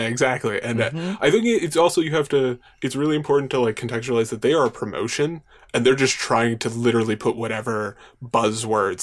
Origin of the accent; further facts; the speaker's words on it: Long Island, New York, United States; I grew up on Long Island. I still live on Long Island